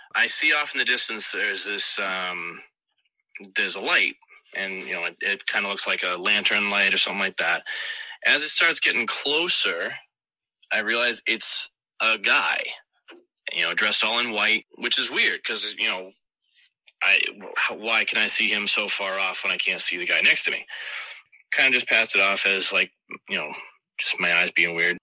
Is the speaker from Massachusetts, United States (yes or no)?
yes; South Shore, Massachusetts, United States; accent: Boston; I am from South Shore, Mass, and I do sometimes have a Boston accent